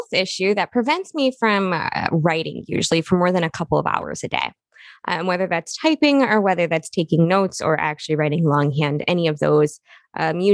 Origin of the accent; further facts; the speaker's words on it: Midwest, United States; I was brought up in the Midwest